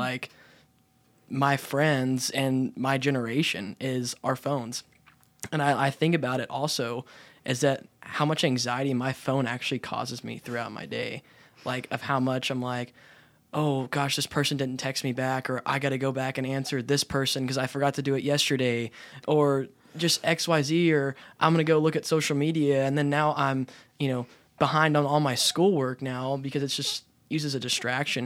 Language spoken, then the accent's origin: English; Abilene, Texas, United States; I was born and raised in Abilene